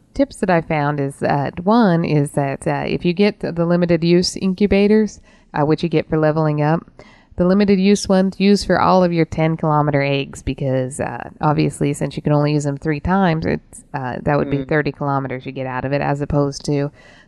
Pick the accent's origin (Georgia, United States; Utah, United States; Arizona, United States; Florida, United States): Utah, United States; growing up in Utah